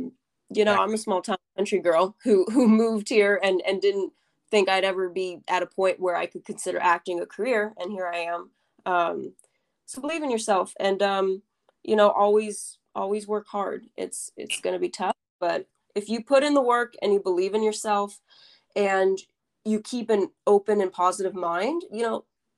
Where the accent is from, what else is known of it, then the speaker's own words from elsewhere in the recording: Napa Valley, California, United States; I've always lived in California. I'm actually originally from the Napa Valley, so I'm more of a country girl.